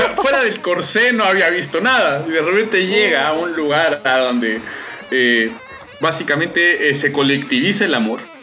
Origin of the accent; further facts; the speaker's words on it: Mexico; yo soy mexicano